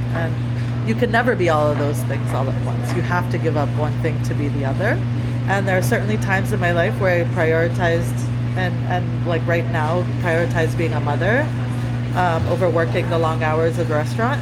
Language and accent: English; Boston, Massachusetts, United States; moved away as an adult; now in California, United States; I grew up in these small suburbs of Boston where it was primarily white